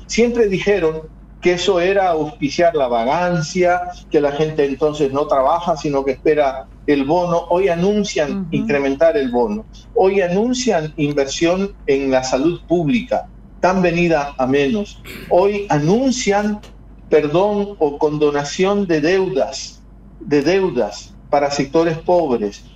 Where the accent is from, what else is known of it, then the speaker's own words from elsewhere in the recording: Guayaquil, Guayas, Ecuador; Guayaquil hoy es mi ciudad, yo soy guayaquileño